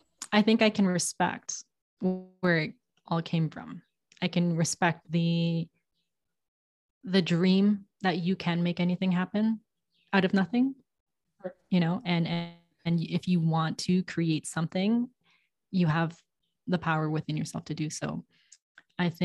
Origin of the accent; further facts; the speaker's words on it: Toronto, Ontario, Canada; first language English; moved away as an adult; also born or lived in New York / London; now in Mexico; I was born in Toronto